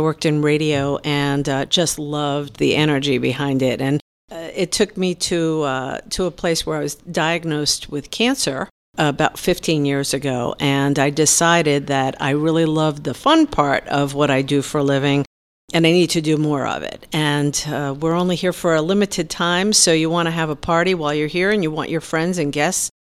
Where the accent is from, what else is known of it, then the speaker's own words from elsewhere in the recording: New York City, New York, United States; moved away; also born or lived in Tampa; I'm from Brooklyn